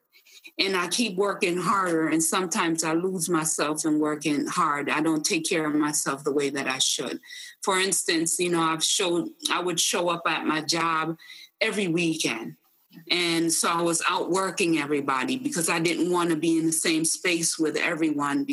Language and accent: English; Jamaica; who I was as a Jamaican woman